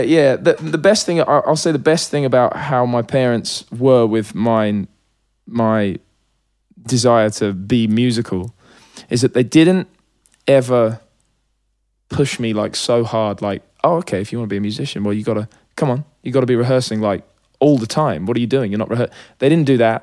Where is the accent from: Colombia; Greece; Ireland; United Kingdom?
United Kingdom; Hitchin, East of England; It was a really sort of safe, chill place to grow up as a kid.